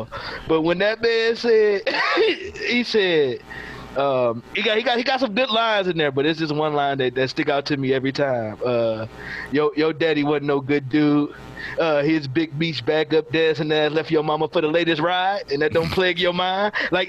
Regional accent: Detroit, Michigan, United States; I am from Detroit

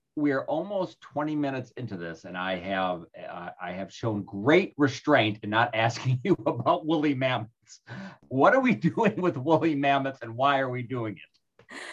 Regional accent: Chicago, Illinois, United States; moved away; I'm originally from Chicago and we used to live back there

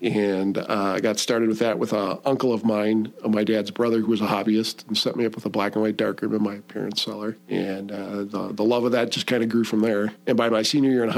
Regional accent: Milwaukee, Wisconsin, United States; I grew up in Milwaukee on the northwest side.

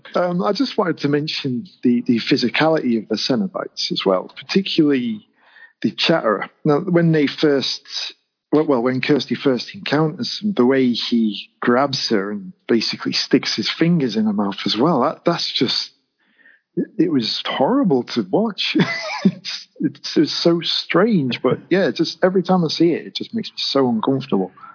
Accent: England, United Kingdom; as English as I am

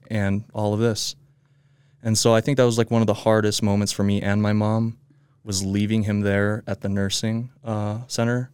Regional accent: Midvale, Utah, United States; I was born here in Midvale

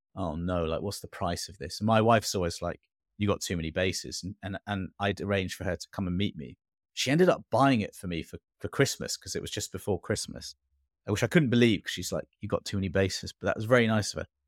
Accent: England, United Kingdom; moved away; also born or lived in Singapore; born and brought up in England

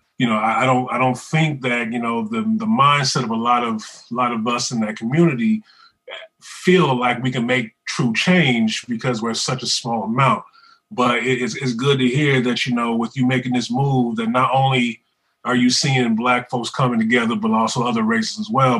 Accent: Terre Haute, Indiana, United States; moved away as an adult; born and raised in Terre Haute. I moved out when I was, 24

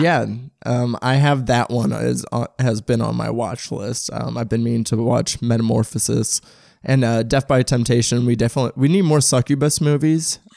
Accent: St. Louis, Missouri, United States; I'm from St. Louis. I'm from oh, um, South County

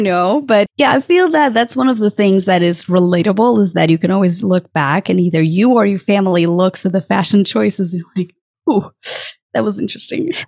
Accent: Portugal; moved away; I'm originally from Portugal and I lived close to the border with Spain.

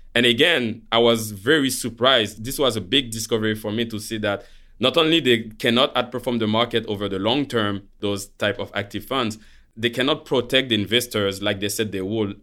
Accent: Haiti; moved away; also born or lived in Montreal, Canada; I was born in Montreal from Haitian parents. So when I was four, my parents, they chose to leave Canada to go back to Haiti

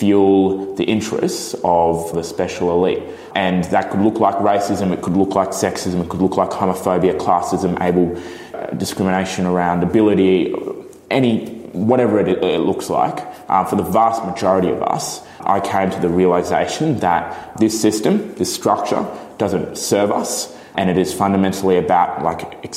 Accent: Brisbane, Queensland, Australia; also born or lived in Bangalore, India; now in Melbourne, Australia; my mother's Chinese, my dad's Italian, and I was born in Brisbane

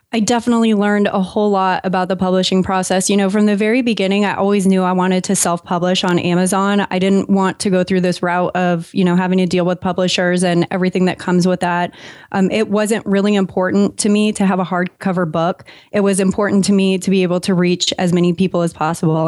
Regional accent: San Diego, California, United States; moved away as an adult; also born or lived in San Francisco / Los Angeles / Maine; I was raised in San Diego

